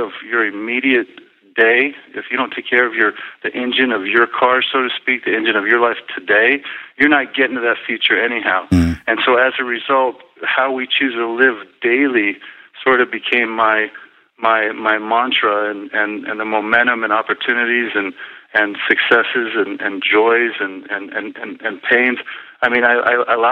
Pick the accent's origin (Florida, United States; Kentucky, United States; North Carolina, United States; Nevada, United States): Nevada, United States; Las Vegas; on the dusty courts of UNLV in my hometown of Las Vegas